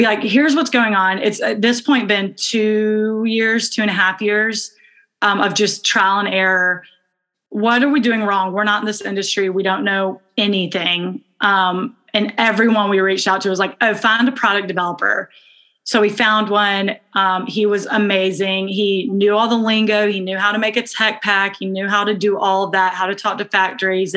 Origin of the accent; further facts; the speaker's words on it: Birmingham, Alabama, United States; moved away as an adult; we are identical twins. We're from Birmingham, Alabama